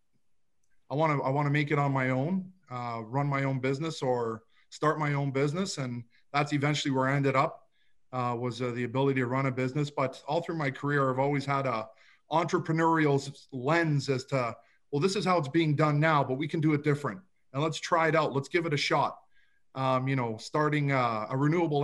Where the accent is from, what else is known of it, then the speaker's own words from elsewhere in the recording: Toronto, Ontario, Canada; I grew up in a suburb of Toronto. It's called Rexdale